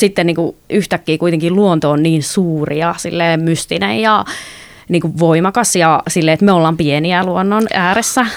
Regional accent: North Karelia, Finland; mä oon kotoisin sieltä Pohjois-Karjalasta

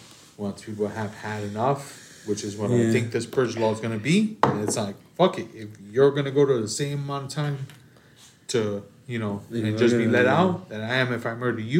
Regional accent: Chicago, Illinois, United States; As a Chicagoan from Chicago.

